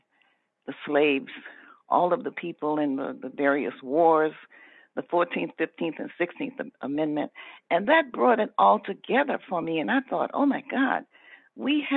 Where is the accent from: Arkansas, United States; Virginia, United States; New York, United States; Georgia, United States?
Georgia, United States; Atlanta; I was born in Atlanta.